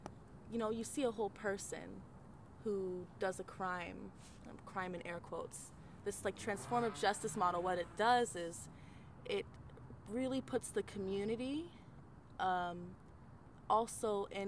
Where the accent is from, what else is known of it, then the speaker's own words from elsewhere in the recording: Arizona, United States; growing up in Arizona and like really getting deep